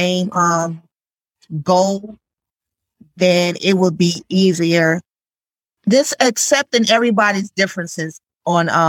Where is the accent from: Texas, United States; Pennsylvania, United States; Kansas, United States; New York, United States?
New York, United States; I'm from New York